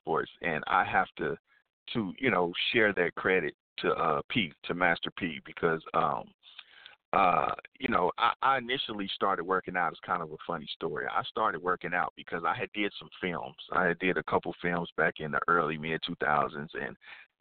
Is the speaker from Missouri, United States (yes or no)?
yes; Kansas City, Missouri, United States; I'm born and raised in Kansas City, Missouri